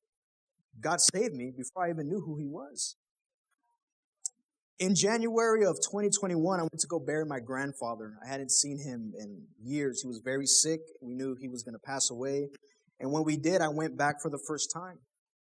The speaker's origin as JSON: {"language": "English", "town": "Killeen", "region": "Texas", "country": "United States", "moved": "yes", "said": "I'm from Killeen"}